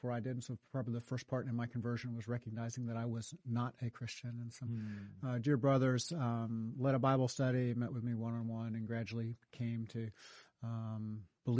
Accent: New York, United States; moved away as an adult; now in North Carolina, United States; I grew up in New York.

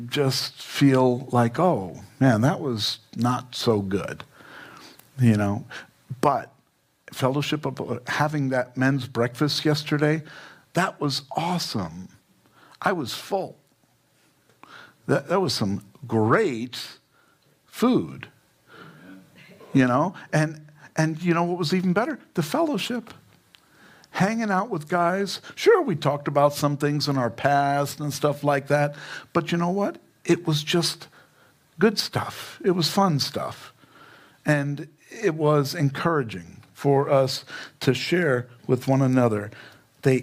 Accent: New York, United States; now in Fountain Hills, United States; I'm from New York.

